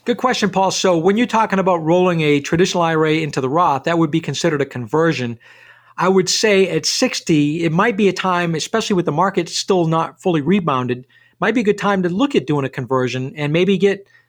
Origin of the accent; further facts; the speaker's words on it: Rumford, Maine, United States; I grew up in Rumford in a paper mill town